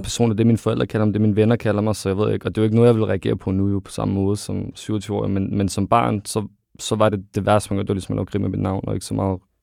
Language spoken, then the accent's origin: Danish; Ishøj, Capital Region of Denmark, Denmark; now in Greve, Denmark; Jeg er født og opvokset i Ishøj, og så flytter til Greve